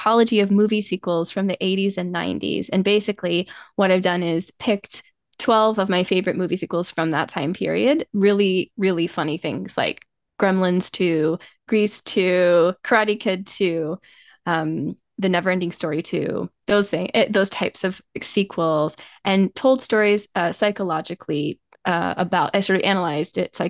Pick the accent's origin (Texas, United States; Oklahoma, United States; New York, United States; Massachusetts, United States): Oklahoma, United States; also born or lived in Vermont; now in California, United States; growing up in Oklahoma